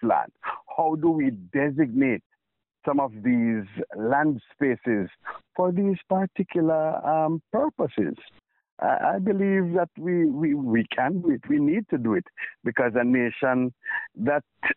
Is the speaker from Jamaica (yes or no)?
yes; Jamaica; I operate as a Jamaican